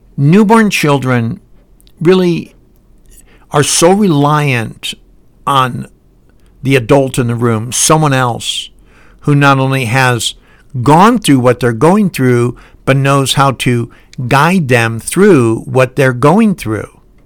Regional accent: Highland Park, Michigan, United States; now in Salt Lake City, United States; I live in Salt Lake City, and I was born in Highland Park, Michigan

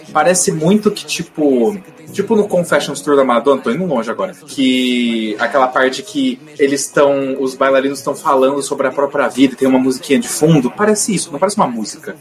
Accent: Brazil

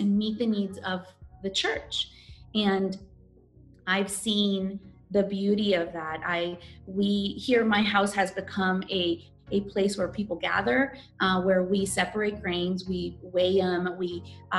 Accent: Guatemala; I'm a Guatemalan

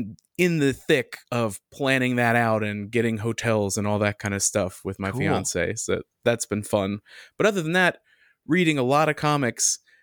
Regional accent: United States; as an American.

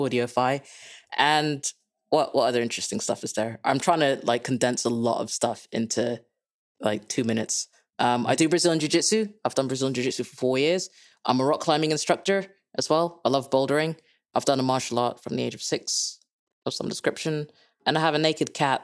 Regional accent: Kenya; moved away; also born or lived in England; I'm Dutch-Kenyan, so if you can't place my accent, that's a beginning of the reason why. Born and raised in Kenya, lived in England for far too long

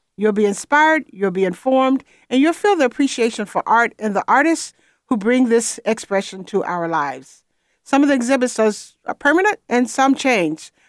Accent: Atlanta, Georgia, United States; I was born in Atlanta, and I lived there until, well, really all of my childhood

